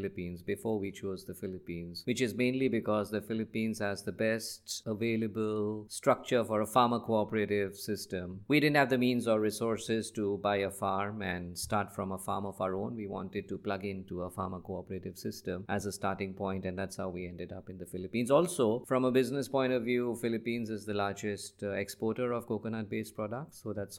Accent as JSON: {"language": "English", "country": "Nigeria", "tie": "born or raised there", "said": "I grew up in Africa, West Africa, just like you. So I spent a lot of my formative years in Nigeria, and that's where I wanted to start and really make a difference"}